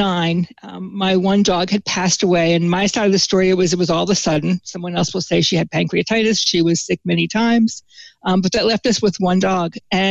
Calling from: Southampton, New Jersey, United States; From my house, which is Monkey's House in Southampton, New Jersey. That's the southern part of New Jersey.

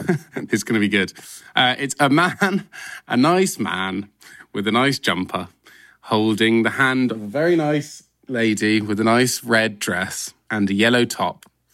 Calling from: London, United Kingdom; I am Zooming from my lovely flat in London, in North London.

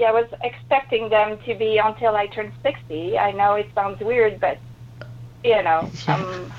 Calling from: Quebec, Canada; I'm calling from Quebec, Canada.

